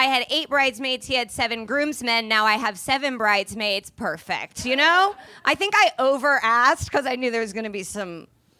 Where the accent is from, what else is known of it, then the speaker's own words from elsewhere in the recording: Indianapolis, Indiana, United States; I'm from Indianapolis